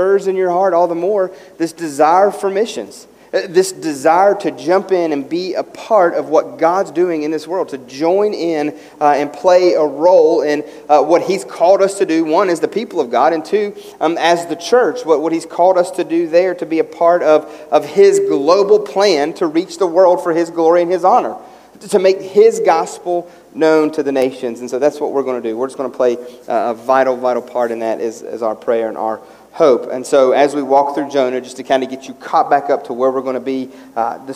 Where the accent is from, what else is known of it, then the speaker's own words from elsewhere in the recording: West Virginia, United States; as a kid growing up in West Virginia